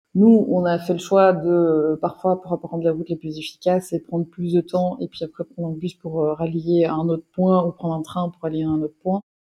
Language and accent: French; Belgium; je suis belge, j'ai 33 ans.